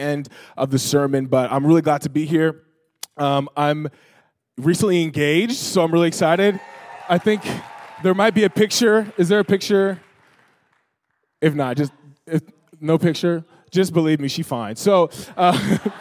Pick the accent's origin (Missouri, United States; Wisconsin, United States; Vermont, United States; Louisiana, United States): Missouri, United States; Joplin; I grew up in Missouri, Joplin, Missouri